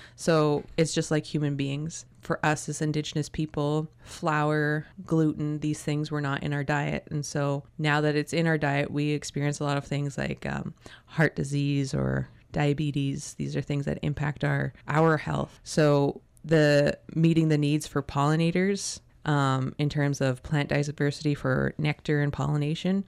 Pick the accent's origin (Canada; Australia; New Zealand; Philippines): Canada; North Vancouver, British Columbia; now in Tsartlip, Canada; when I was growing up in Chmulchtstin, which is Capilano Reserve in North Vancouver